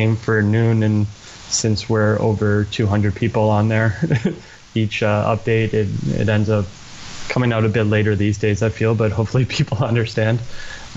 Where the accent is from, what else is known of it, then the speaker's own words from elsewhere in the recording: just outside of Toronto in the GTA, Ontario, Canada; I grew up just outside of Toronto in the GTA